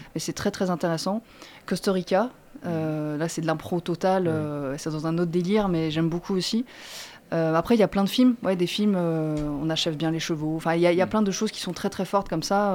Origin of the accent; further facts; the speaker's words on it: Marseille, Provence-Alpes-Côte d'Azur, France; moi, je suis née à Marseille